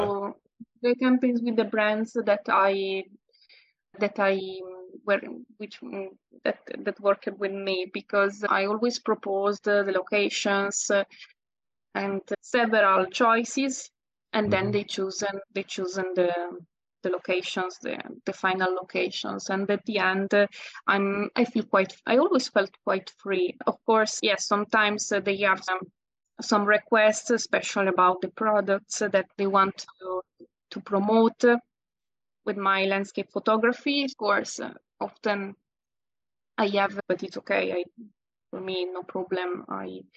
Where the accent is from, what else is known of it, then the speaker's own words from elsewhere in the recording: Italy; accent: Italian; English is a second language; there is a little bit of my Italian accent still